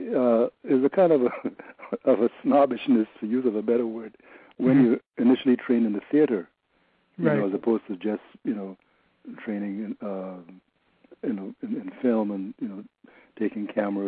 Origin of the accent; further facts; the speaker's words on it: Trinidad & Tobago; moved away; also born or lived in New York; I'm probably the only one from Trinidad